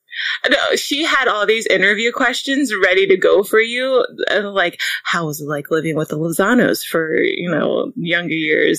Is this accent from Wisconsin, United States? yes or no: no; Baltimore, Maryland, United States; We're three sisters from the Baltimore, Maryland area.